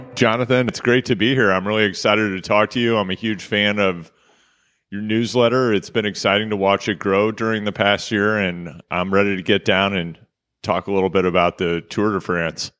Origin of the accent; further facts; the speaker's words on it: Kansas City, Missouri, United States; I'm from Kansas City. That's Kansas City, Missouri